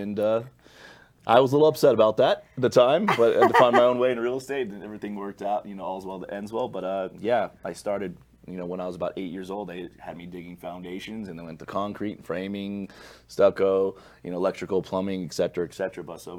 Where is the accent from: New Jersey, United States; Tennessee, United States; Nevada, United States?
Nevada, United States; Las Vegas; I'm born and raised in Vegas.